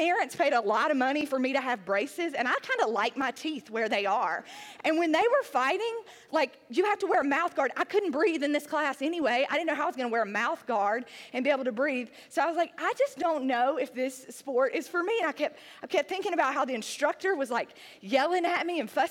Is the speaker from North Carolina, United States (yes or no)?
yes; Sandy Ridge, North Carolina, United States; moved away as an adult; also born or lived in Nashville, Tennessee; I was a girl from Sandy Ridge, North Carolina. It's a rural town in the hills of North Carolina